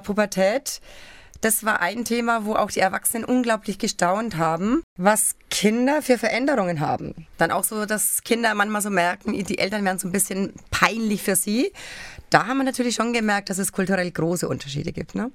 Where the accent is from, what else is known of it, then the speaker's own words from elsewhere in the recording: Germany; bei uns in Deutschland